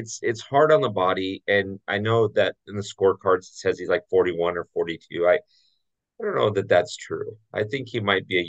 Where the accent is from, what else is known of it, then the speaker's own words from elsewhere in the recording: Orange County, Southern California, United States; Being raised a Dodger fan, although being raised in Orange County, which is weird